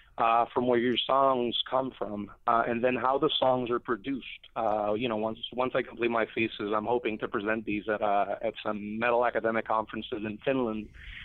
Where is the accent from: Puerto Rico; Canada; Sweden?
Puerto Rico; I'm from Puerto Rico.